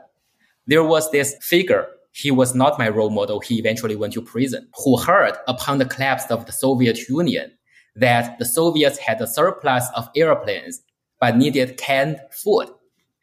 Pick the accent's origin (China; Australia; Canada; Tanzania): China; I grew up in China in the 1990s and in the early 2000s